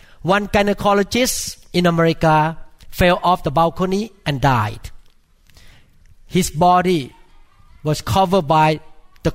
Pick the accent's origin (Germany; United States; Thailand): Thailand; moved away; I grew up in Thailand